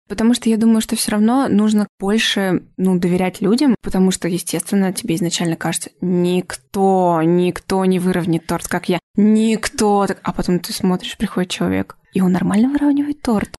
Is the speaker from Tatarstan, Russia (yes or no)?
no; Orenburg Oblast, Russia; now in Moscow, Russia; я не из Москвы, я из э, Оренбургской области